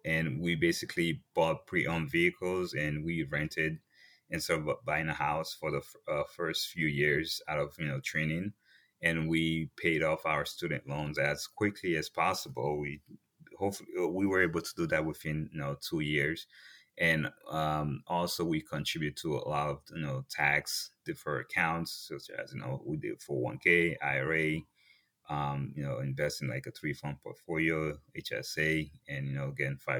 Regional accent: Fort Lauderdale, Florida, United States; also born or lived in Port-au-Prince, Haiti; I was born in Port-au-Prince, Haiti. I came to the U.S. when I was about 10 years old. I grew up in Fort Lauderdale, Florida, and I'm one of five kids.

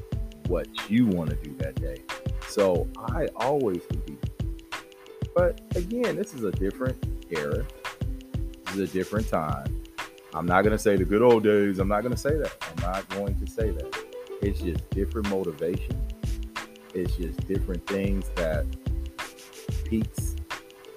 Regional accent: San Diego, California, United States; I grew up in Southeast San Diego

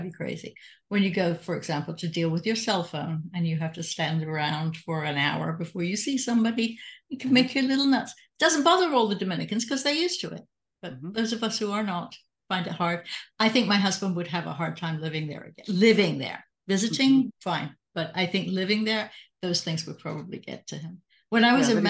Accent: England, United Kingdom; also born or lived in Canada; now in United States; I'm English and I came to the States

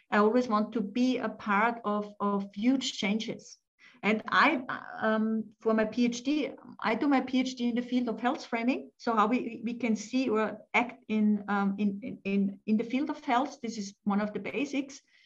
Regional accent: Austria; born or raised there; English is a second language; also born or lived in France

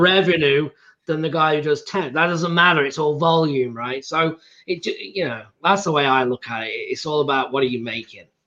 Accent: England, United Kingdom; I'm from England

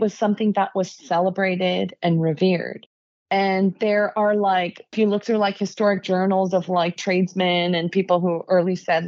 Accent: Los Angeles, California, United States; also born or lived in San Diego; I grew up in Southern California

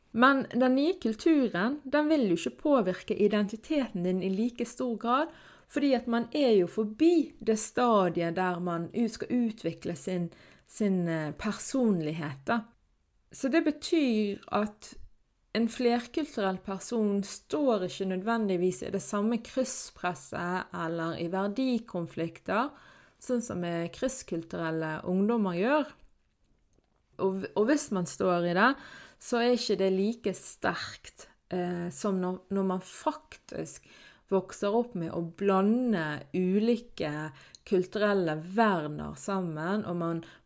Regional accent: Norway; Så jeg er jo da født og oppvokst i Norge, men er krysskulturell fordi at mine foreldre flyttet fra Palestina til Norge

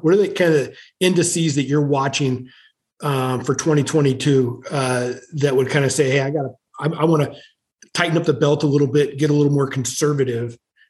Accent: Sumner, Washington, United States; I grew up in the South Sound, went to Sumner High School, you know, back in the 80s

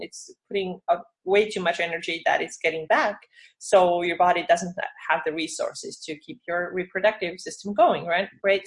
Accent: Estonia; also born or lived in Finland; now in California, United States; I'm from Estonia, but I used to be live in Finland

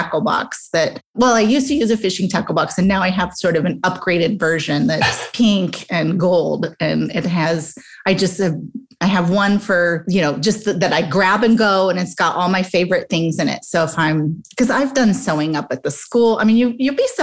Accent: Midwest, United States; moved away as an adult; also born or lived in New York City; I was a girl from the Midwest, now in New York City, way too young

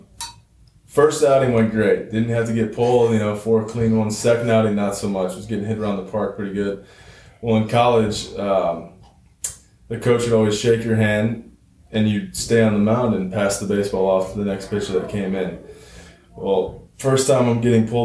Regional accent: Milwaukee, Wisconsin, United States

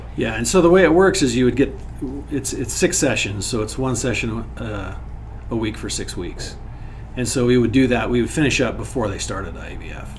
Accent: Wyoming, United States; I grew up in Wyoming

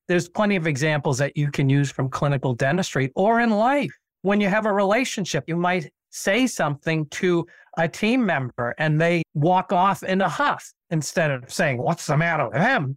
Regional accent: Nashua, New Hampshire, United States; I went back and practiced in my hometown in Nashua, New Hampshire

